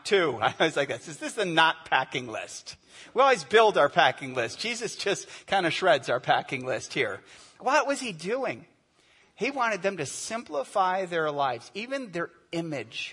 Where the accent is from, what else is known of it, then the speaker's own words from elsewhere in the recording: United States; I'm an American. We ask what's on our minds, right?